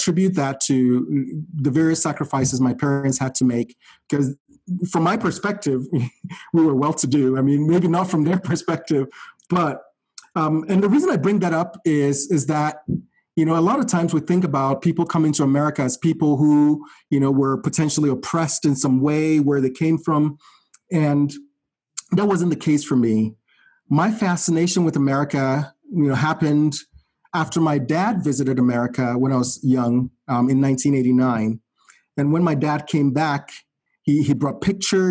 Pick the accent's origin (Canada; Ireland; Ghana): Ghana; moved away as an adult; now in United States; my life in Ghana, I would say, for the most part, was privileged in the sense that I grew up in a very stable family